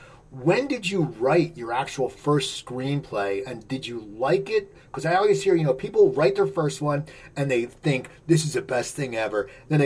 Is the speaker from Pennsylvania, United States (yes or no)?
yes; outside Philadelphia, Pennsylvania, United States; me being growing up outside Philadelphia